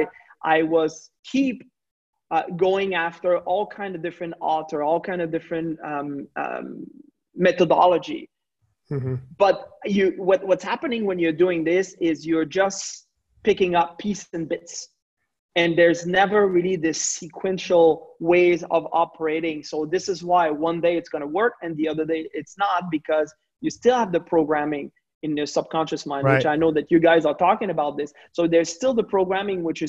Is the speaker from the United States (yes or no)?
no; Quebec, Canada; I'm not coming just from Canada, I'm coming from the French part of Canada